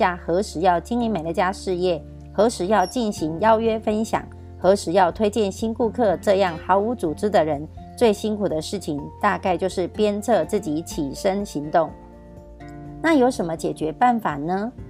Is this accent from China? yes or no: no; Miaoli County, Taiwan; 今天要为大家导读的主题是